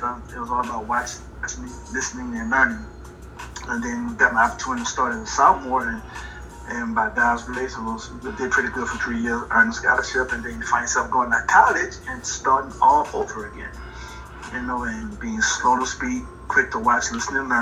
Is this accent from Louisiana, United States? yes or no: yes; LaPlace, Louisiana, United States; moved away as an adult; also born or lived in Orlando, Florida; I'm originally from La Place, Louisiana. Graduated from Destrehan High School